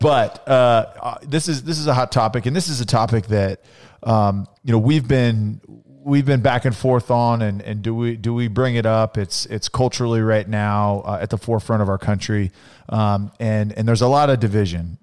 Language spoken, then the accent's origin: English; Central California, United States; growing up, you know, in, in Central California, it was very different than growing up in Phoenix